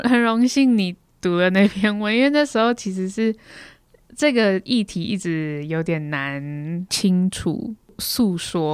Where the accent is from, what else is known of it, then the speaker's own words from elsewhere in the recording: Taiwan; 我是台湾人